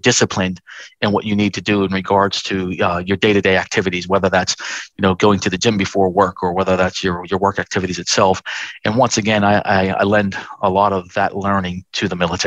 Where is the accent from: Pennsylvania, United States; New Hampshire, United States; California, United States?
Pennsylvania, United States; Pittsburgh; moved away as an adult; now in Australia; I was born and raised in Pittsburgh, Pennsylvania.